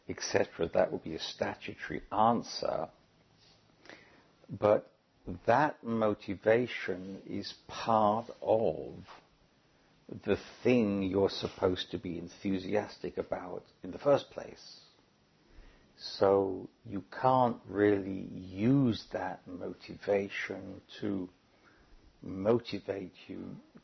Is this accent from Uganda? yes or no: no; United Kingdom; moved away; as a British citizen